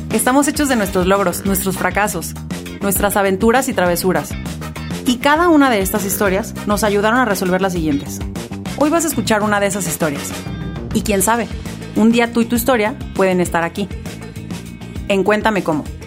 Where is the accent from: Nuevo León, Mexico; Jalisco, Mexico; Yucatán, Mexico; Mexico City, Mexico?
Jalisco, Mexico; Guadalajara; Yo era soy bien, muy tapatía